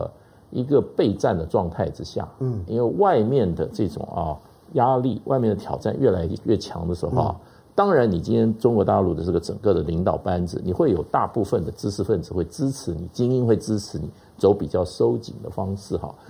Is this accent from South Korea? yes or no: no; Taiwan; 那我们在台湾长大，